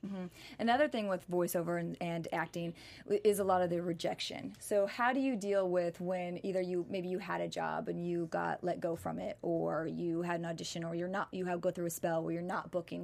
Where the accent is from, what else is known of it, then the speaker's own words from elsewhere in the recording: Nebraska, United States; moved away as an adult; also born or lived in New York; I'm from Nebraska originally